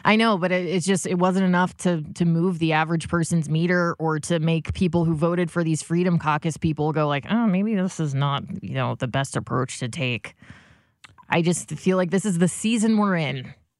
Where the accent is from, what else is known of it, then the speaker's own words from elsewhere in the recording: Alton, Illinois, United States; also born or lived in Grafton; growing up in Grafton and Alton